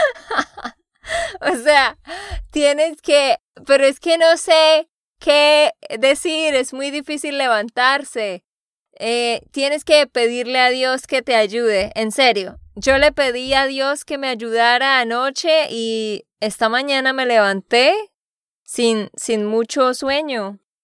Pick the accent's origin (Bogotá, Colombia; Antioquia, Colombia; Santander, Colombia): Santander, Colombia; de Santander, Colombia.